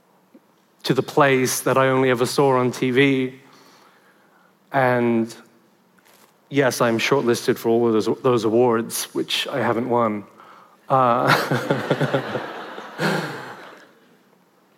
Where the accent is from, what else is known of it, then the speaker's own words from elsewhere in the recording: Sydney, New South Wales, Australia; And I was born in Liverpool, in Western Sydney.